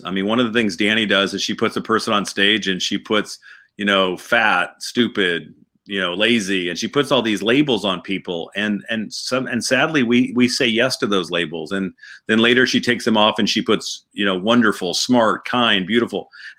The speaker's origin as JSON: {"language": "English", "town": "St. Louis", "region": "Missouri", "country": "United States", "tie": "born or raised there", "also_born_or_lived": "Boston / Atlanta / Newport Beach", "said": "I was born in Boston. My dad was from Atlanta. We went to Atlanta, and then we went to Southern California down in Newport Beach, and then I went to St. Louis, Missouri for high school."}